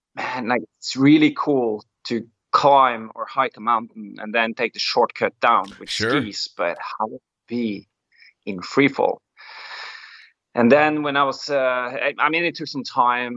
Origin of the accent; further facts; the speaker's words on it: Molde, Møre og Romsdal, Norway; I come from um from a very like sport sporty place in Norway. It's a small town. It's called Molde